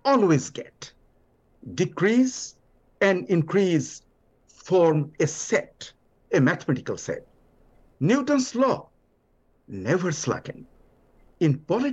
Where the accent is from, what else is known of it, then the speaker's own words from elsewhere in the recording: Bangladesh; first language Bengali; English is a second language; now in New Orleans, United States; From my background of Bangladesh, I was listening to ghazal from childhood